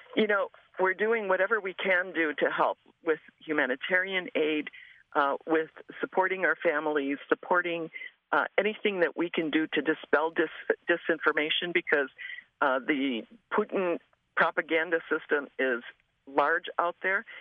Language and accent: English; Chicago, Illinois, United States; I was born and raised in Chicago